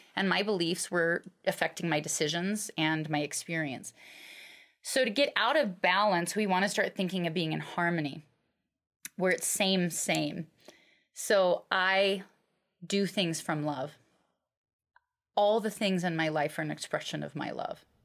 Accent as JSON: {"language": "English", "region": "Alaska", "country": "United States", "tie": "born or raised there", "said": "I grew up in Alaska"}